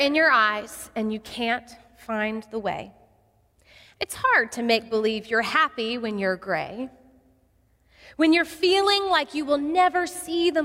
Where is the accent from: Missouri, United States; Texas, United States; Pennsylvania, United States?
Texas, United States; Odessa; I grew up in Odessa, Texas